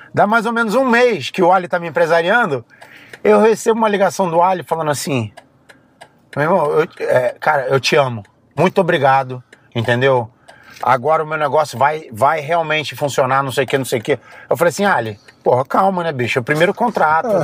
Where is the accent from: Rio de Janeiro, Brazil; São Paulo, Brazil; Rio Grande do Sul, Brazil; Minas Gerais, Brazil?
Rio de Janeiro, Brazil; also born or lived in Philadelphia, United States; now in Las Vegas, United States; Eu saí do Rio de Janeiro para fugir da favela